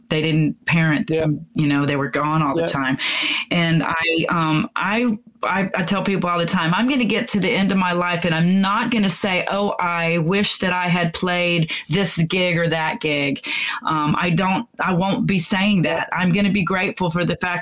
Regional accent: Pensacola, Florida, United States; now in Texas, United States; I was born in Texas, but I grew up in Pensacola area

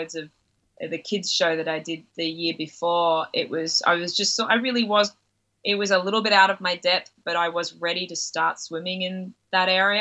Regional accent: Byron Bay, New South Wales, Australia; I grew up near Byron Bay, so we're at Byron and Ballina every day.

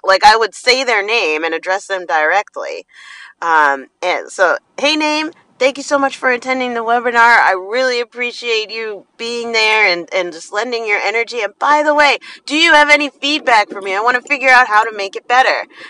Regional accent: New Jersey, United States; I'm from Jersey

